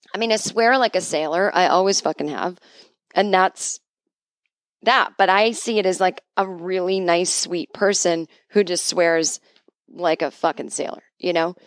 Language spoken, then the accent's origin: English; New England, United States; I grew up in New England